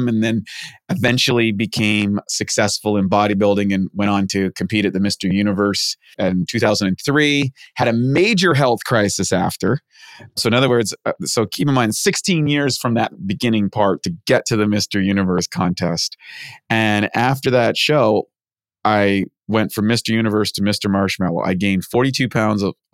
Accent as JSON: {"language": "English", "region": "New Brunswick", "country": "Canada", "tie": "born or raised there", "said": "I grew up in Canada, rural area, played hockey, all that sort of stuff in a place called New Brunswick next to Maine"}